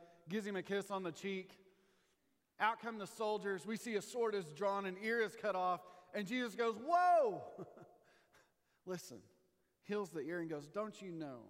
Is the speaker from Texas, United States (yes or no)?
yes; Texas, United States; my hometown team, the Rangers